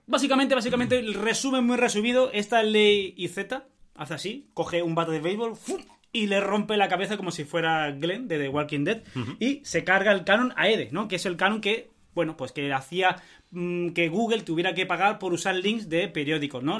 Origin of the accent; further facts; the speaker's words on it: Spain; yo soy español